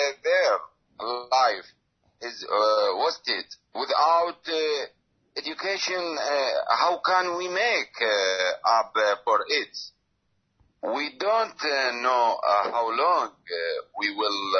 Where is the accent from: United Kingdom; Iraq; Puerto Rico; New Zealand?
Iraq; moved away as an adult; now in Indonesia; from Iraq, father of four children. I left Iraq in 2016